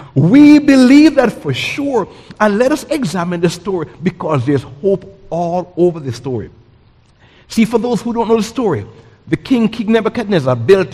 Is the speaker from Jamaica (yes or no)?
yes; Jamaica; now in United States; I came from Jamaica in 1984.